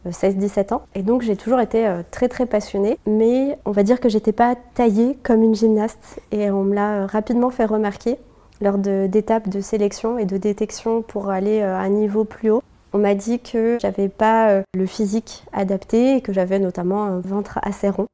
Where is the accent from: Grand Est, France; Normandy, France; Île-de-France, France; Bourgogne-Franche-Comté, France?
Grand Est, France; Lorraine; also born or lived in Morocco (ancestry); now in Paris, France; moi je suis de Lorraine à la base